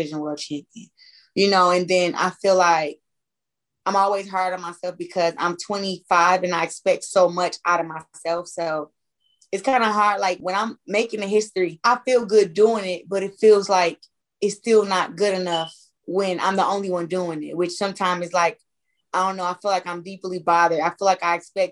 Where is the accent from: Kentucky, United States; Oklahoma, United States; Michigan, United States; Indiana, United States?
Michigan, United States; Flint; growing up in Flint, like, I think I always had to be mentally strong